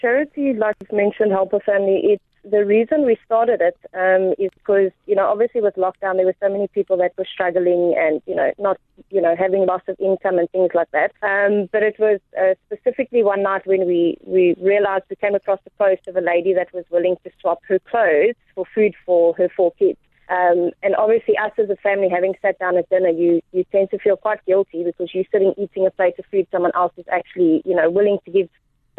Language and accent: English; Port Elizabeth, Eastern Cape, South Africa; also born or lived in United States; I'm currently in Port Elizabeth. Grew up half my life in South Africa, half my life in America, and I'm back in Port Elizabeth.